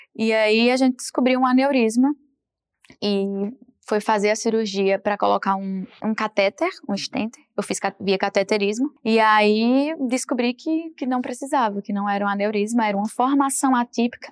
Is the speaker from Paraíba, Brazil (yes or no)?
yes; Paraíba, Brazil; moved away; pela minha origem de muitos irmãos